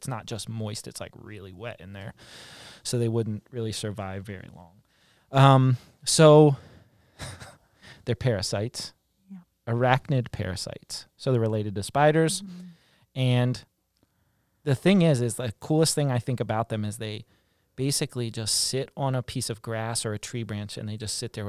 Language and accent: English; West Virginia, United States; It was the deer tick, not the, because I grew up in West Virginia.